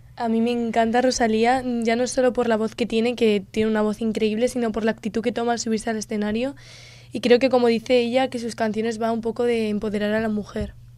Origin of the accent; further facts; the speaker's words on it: Spain; una palabra que tengamos nosotros los españoles en nuestro vocabulario